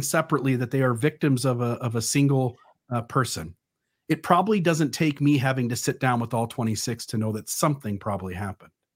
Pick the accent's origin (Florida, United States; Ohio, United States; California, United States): Ohio, United States; I come from Ohio